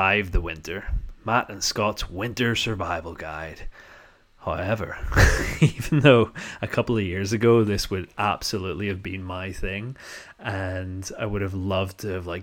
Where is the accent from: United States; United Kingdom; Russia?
United Kingdom; North Down, Northern Ireland; accent: posh North Down; I come from an area called North Down